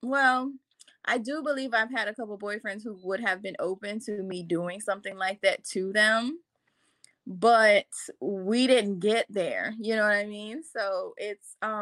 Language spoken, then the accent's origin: English; Jacksonville, Florida, United States; I'm from Jacksonville